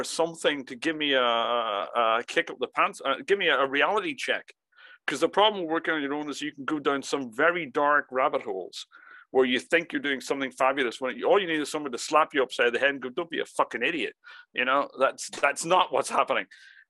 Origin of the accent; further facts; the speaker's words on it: Ireland; I was brought up, and I say I grew up in Ireland.